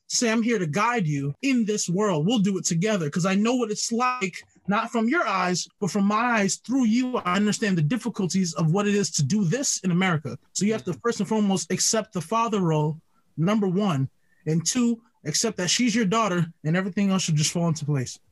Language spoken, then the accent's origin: English; Jamaica; I'm Jamaican.